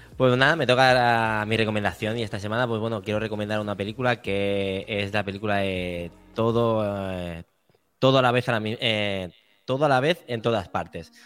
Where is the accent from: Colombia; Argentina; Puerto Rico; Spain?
Spain; Badalona, Catalonia; la gente que somos de Badalona